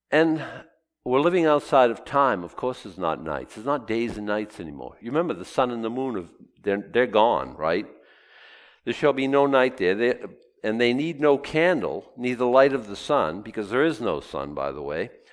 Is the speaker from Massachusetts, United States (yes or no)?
yes; Boston, Massachusetts, United States; the eight year old boy growing up in Boston